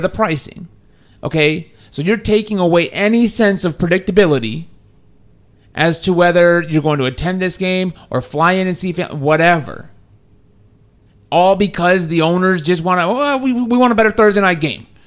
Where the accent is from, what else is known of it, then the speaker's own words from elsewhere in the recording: Texas, United States; I'm from Texas